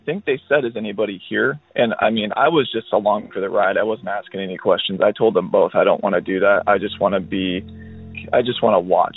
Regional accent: Oregon, United States; I'm from Oregon

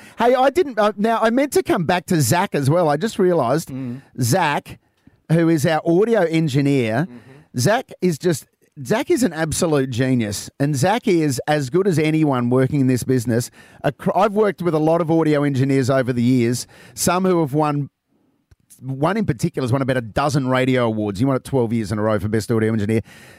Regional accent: Adelaide, South Australia, Australia; Adelaide as well. It'll always be my second home. And over the last couple of years, it'll always be my hometown.

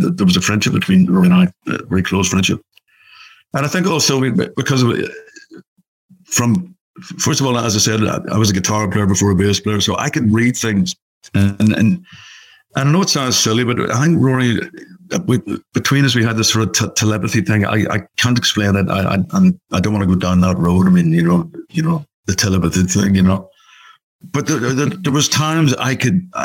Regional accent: Belfast, Northern Ireland, United Kingdom; Belfast, obviously my hometown.

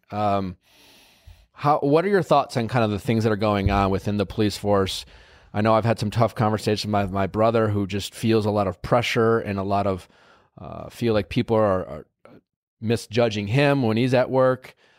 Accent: Wisconsin, United States; I told you I grew up in Wisconsin

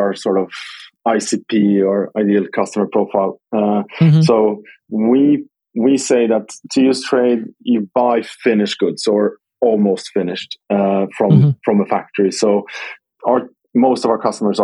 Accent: Skövde, Västra Götaland, Sweden; my hometown team called Skövde

